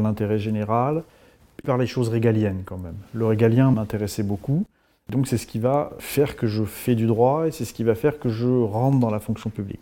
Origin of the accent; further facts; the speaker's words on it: Bourges, Centre-Val de Loire, France; moved away as an adult; also born or lived in Tours; j'ai grandi à Bourges